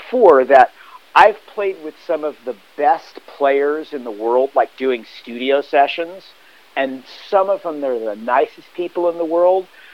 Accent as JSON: {"language": "English", "town": "Hermosa Beach", "region": "California", "country": "United States", "tie": "born or raised there", "said": "I grew up in Hermosa Beach"}